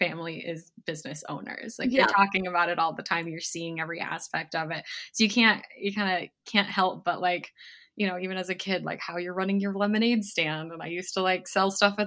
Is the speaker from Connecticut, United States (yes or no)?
no; Rye, New York, United States; also born or lived in Michigan; I was born in Michigan, but we actually moved to New York when I was five. So mainly I grew up in Rye, New York